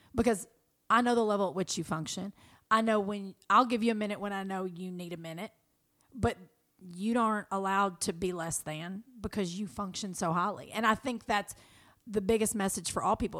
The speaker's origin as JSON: {"language": "English", "region": "Kentucky", "country": "United States", "tie": "born or raised there", "moved": "yes", "lives_now": "Los Angeles, United States", "said": "who I grew up with in Kentucky"}